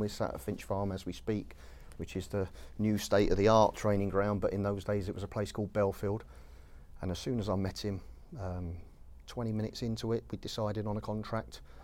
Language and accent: English; London, United Kingdom; moved away as an adult; also born or lived in Merseyside; I'm a Londoner, obviously. You can tell from this, this funny accent that you're gonna be listening to.